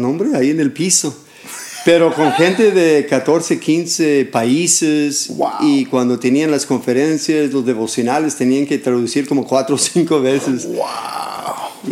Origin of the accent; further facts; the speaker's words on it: California, United States; Spanish is a second language; moved away as an adult; como joven estuve en un grupo de jóvenes ahí en, en California, soy de California